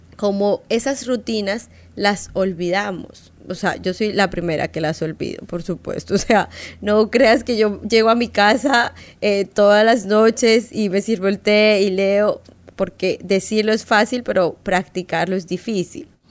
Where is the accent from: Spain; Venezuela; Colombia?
Colombia; moved away; yo soy colombiana y en Colombia es igual que acá